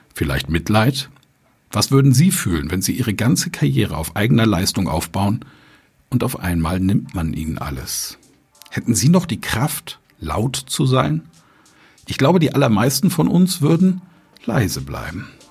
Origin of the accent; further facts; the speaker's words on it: Germany; wir Deutschen